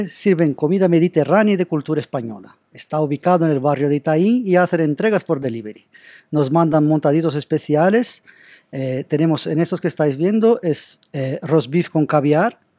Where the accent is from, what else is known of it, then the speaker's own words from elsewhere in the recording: Brazil; não sou, eu sou brasileiro